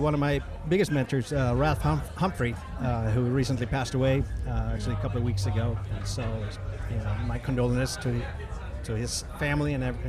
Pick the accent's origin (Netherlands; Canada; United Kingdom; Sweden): Sweden; moved away as an adult; also born or lived in Los Angeles; I grew up in Sweden